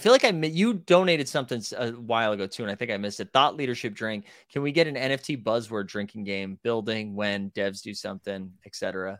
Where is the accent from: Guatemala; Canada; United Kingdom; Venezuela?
United Kingdom; England; Dude, I'm from England, and that's bad.